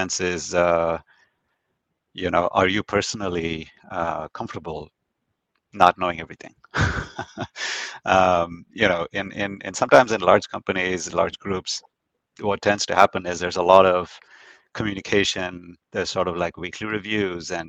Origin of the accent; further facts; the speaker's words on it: India; moved away; growing up in India, there's definitely more formality that I was used